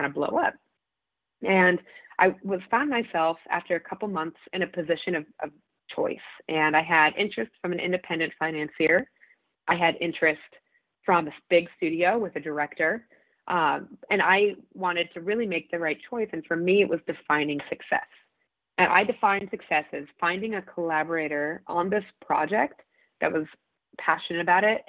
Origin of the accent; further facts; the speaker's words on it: Colorado, United States; I grew up in Colorado, huge adventure state.